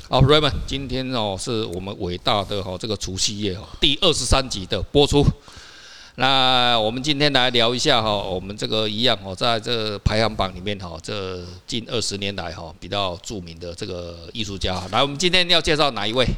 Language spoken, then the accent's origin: Chinese; Taiwan; 我们台湾人